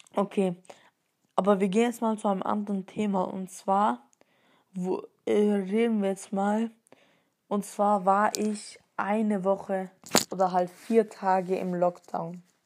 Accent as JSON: {"language": "German", "town": "Stuttgart", "region": "Baden-Württemberg", "country": "Germany", "tie": "born or raised there", "said": "bin dreizehn Jahre alt, komme aus Stuttgart. Meine Nationalität, also ich bin hier in Deutschland geboren."}